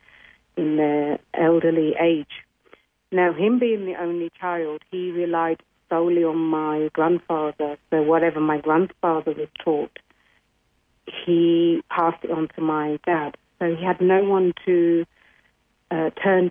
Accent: England, United Kingdom; also born or lived in India; I was born in India, and at the age of 5, we headed to England

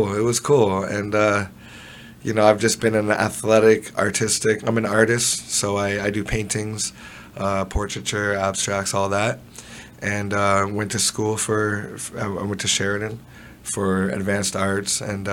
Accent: Toronto, Ontario, Canada; I was born in Toronto. Spent the first part of my years around Jane and Eglinton

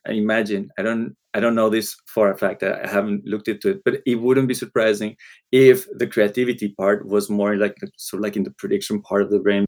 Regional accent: Colombia; first language Spanish; English is a second language; moved away; I grew up in Colombia. Spanish was the language

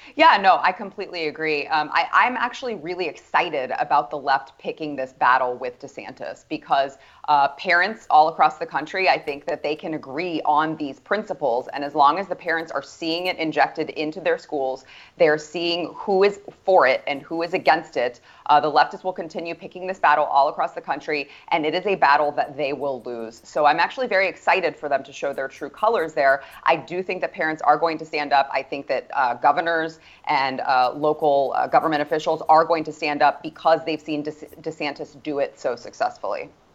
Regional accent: Texas, United States; a native Texan, right? Born and raised in Texas

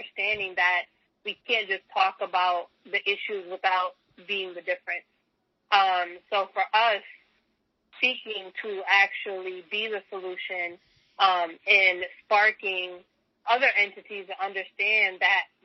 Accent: Chicago, Illinois, United States; I'm from Chicago, so I was here during the reign of Jordan and the Bulls, and my family was a big Bulls family

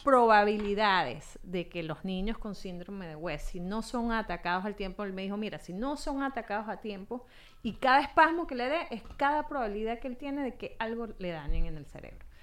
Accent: Valencia, Carabobo, Venezuela; moved away as an adult; also born or lived in Caracas; yo soy valenciana, de origen valenciano. Eh, mi mamá es inglesa, mi papá es español

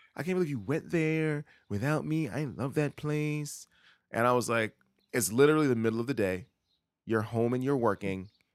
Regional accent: New York City, New York, United States; now in Brooklyn, United States; I'm actually from Queens.

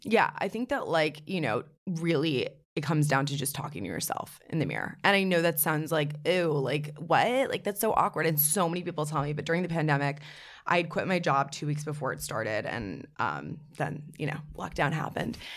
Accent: New York City, New York, United States; I'm from New York City, born and raised.

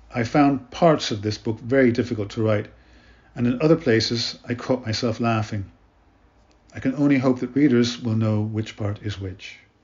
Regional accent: Ireland; also born or lived in Canada / Africa / Middle East; I was born in Canada and brought up in Ireland, where I live now in Dublin

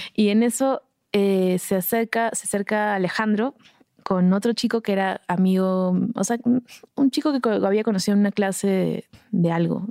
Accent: Arequipa, Peru; moved away as an adult; also born or lived in Lima, Peru / Tacna, Peru; now in Mexico; nos mudamos a Arequipa, que es otra ciudad del sur. Y estuve en Arequipa hasta los 17 años.

